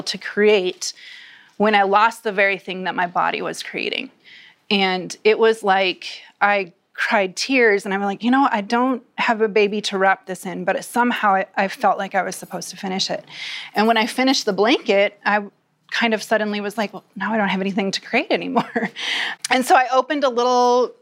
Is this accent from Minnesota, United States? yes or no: yes; Minnesota, United States; I come from Minnesota where you wear boots all year round